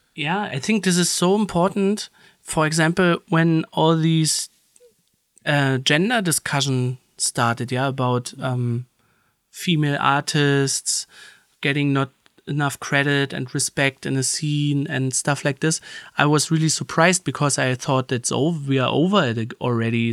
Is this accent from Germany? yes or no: yes; Berlin, Germany; we grew up in Berlin, there, you know, in Berlin, you had a lot of different camps